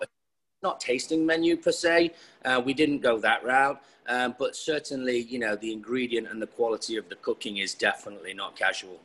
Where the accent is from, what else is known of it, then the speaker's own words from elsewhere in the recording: Nottinghamshire, East Midlands, United Kingdom; moved away as an adult; also born or lived in London; now in Los Angeles, United States; Left my hometown of Nottinghamshire to move to London.